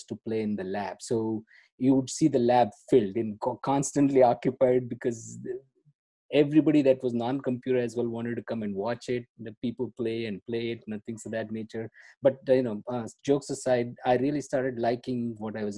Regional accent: Karnataka, India; moved away as an adult; I'm born and brought up in India. There is a southern state called Karnataka

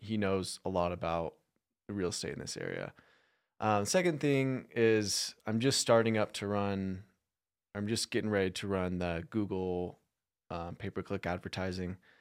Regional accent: Phoenix, Arizona, United States; now in Utah, United States; I'm from Phoenix.

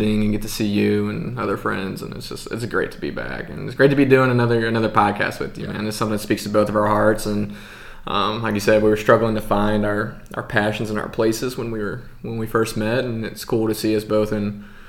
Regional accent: Memphis, Tennessee, United States; moved away as an adult; also born or lived in Birmingham / Colorado; now in Salt Lake City, United States; Grew up in Memphis, Tennessee. Born and raised here. Was here my whole life up to 18

